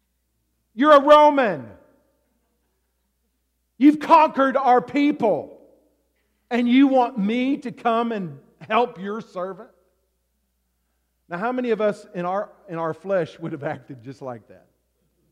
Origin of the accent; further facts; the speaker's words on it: the South, United States; now in Alaska, United States; I grew up in the South